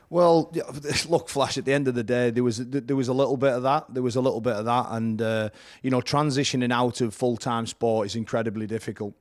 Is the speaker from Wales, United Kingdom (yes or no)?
no; Whitehaven, North West England, United Kingdom; it's at Whitehaven, back in my hometown